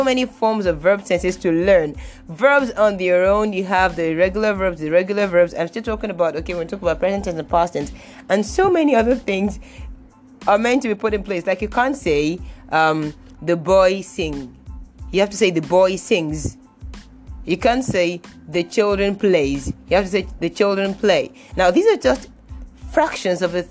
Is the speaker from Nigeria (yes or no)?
yes; Nigeria; I am a Nigerian